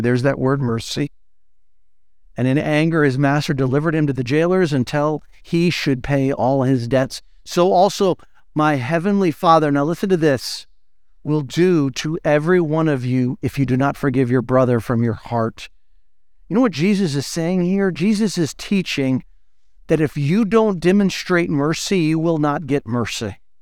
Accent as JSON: {"language": "English", "country": "United States", "said": "we're American"}